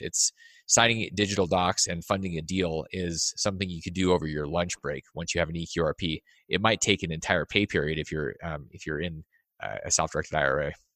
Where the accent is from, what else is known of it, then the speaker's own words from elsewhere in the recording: Alaska, United States; I grew up in Alaska